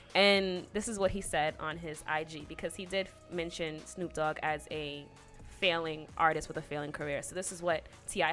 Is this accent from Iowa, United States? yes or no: no; New York City, New York, United States; I'm from Staten Island. Don't come at my borough, okay?